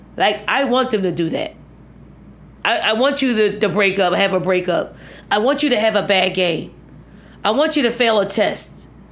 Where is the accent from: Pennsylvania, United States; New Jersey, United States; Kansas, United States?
Pennsylvania, United States; Philadelphia; moved away as an adult; also born or lived in Virginia; the housing projects that I grew up in, I mean, it was probably ninety-nine point nine percent black